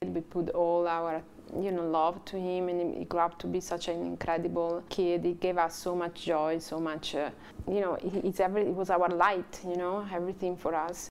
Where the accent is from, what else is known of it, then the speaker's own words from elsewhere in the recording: Italy; English is a second language; moved away as an adult; also born or lived in San Diego, California; now in Hawaii, United States; I'm from Italy